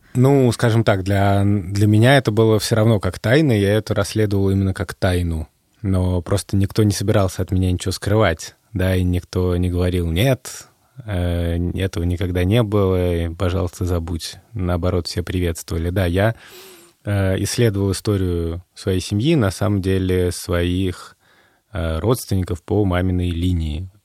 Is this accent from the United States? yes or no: no; Moscow, Russia; moved away as an adult; now in Riga, Latvia; я родился в Москве